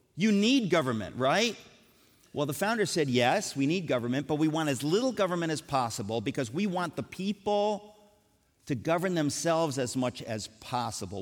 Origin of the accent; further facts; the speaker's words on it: United States; I grew up in America